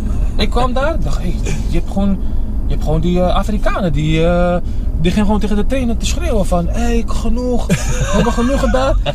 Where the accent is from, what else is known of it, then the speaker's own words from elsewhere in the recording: Netherlands; moved away as an adult; 24 jaar ben ik pas weg uit Nederland.